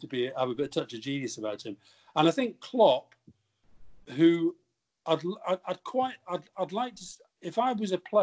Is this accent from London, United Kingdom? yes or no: no; Yorkshire and the Humber, United Kingdom; I was born in Yorkshire